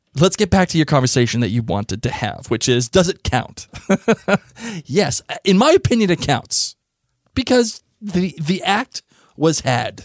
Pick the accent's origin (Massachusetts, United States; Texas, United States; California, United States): Massachusetts, United States; Boston; I'm from Boston.